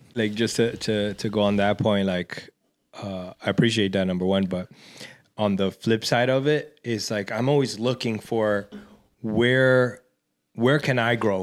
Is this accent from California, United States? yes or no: no; New York City, New York, United States; growing up in Washington Heights